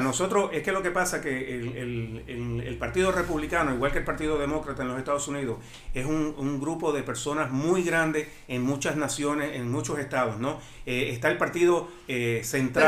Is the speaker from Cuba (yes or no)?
yes; Cuba; also born or lived in Miami-Dade County; now in Miami, United States; tú y yo venimos del mismo lugar de Cuba